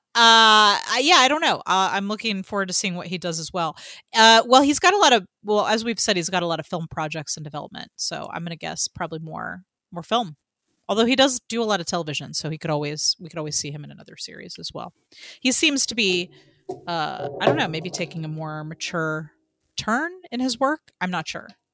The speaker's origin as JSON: {"language": "English", "town": "Atlanta", "region": "Georgia", "country": "United States", "said": "as a Atlantean"}